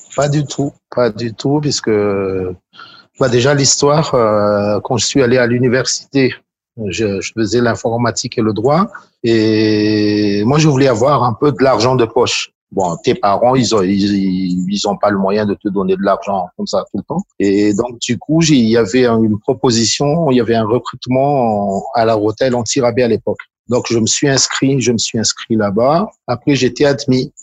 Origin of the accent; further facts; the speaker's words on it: Antananarivo, Analamanga, Madagascar; je suis originaire de Tananarive